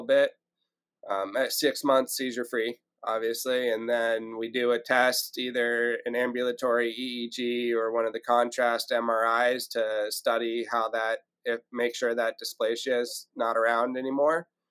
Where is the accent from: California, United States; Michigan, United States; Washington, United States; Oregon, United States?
California, United States; San Francisco; moved away; also born or lived in Marin County, California / Ventura County area, California; I grew up in the Bay Area